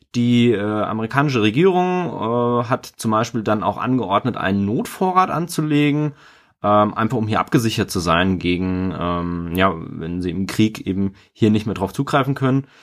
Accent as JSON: {"language": "German", "country": "Germany", "said": "wir als Deutsche"}